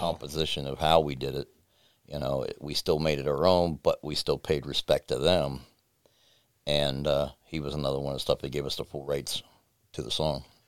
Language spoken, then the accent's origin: English; United States; also born or lived in West Virginia; I grew up in between Ohio and West Virginia mostly, 'cause all my family comes from Webster Springs, West Virginia